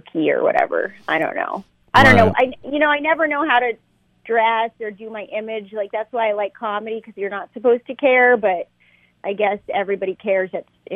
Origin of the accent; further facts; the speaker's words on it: Boston, Massachusetts, United States; I'm from Boston